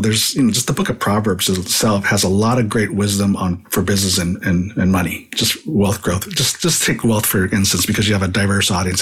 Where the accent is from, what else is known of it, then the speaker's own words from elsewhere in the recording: San Jose, California, United States; also born or lived in Hawaii; moved to San Jose, California when I was pretty young. I was still nine years old, uh, but really grew up in California. I grew up in the Bay Area